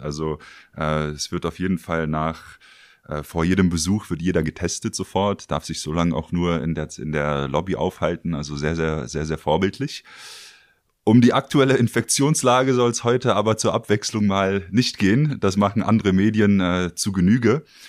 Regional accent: Berlin, Germany; für mich selbst als Berliner

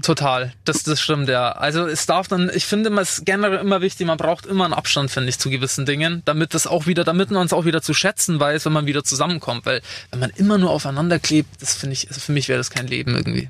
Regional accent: Attaching, Bavaria, Germany; bei mir in Attaching, in meinem Dorf, wo ich aufgewachsen bin

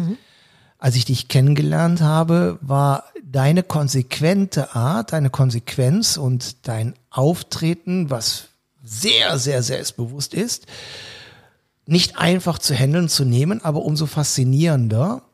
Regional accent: Cologne, North Rhine-Westphalia, Germany; Somit bin ich Kölner geworden

